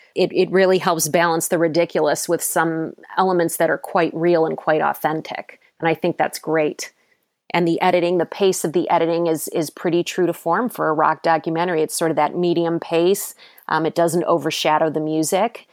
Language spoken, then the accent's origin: English; Cleveland, Ohio, United States; moved away as an adult; also born or lived in New York; I'm from Cleveland, um, Ohio originally.